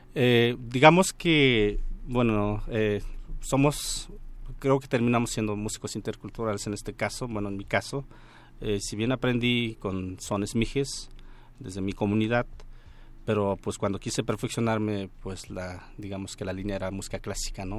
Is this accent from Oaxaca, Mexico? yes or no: yes; Mixe people, Oaxaca, Mexico; en los libros de historia de México nos conocen por los mijes, pero nosotros nos autonombramos Ayuk.